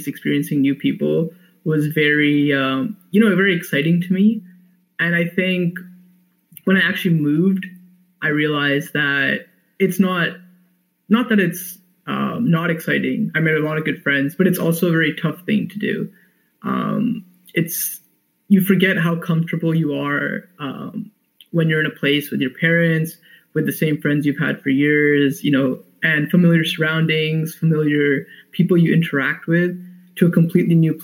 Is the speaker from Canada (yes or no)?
yes; Mississauga, Ontario, Canada; moved away as an adult; also born or lived in Vancouver, British Columbia; I was from Ontario and I moved to British Columbia to UBC for school